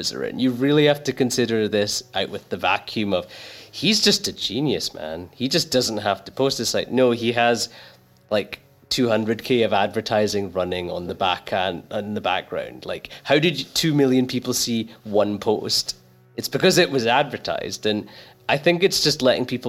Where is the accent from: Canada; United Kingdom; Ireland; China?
United Kingdom; Glasgow, Scotland; I grew up in a really rough part of Glasgow